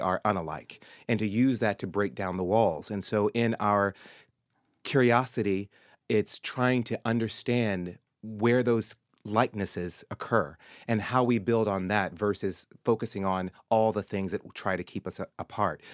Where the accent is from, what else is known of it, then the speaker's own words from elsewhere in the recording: Murfreesboro, Tennessee, United States; moved away; my early days growing up in Tennessee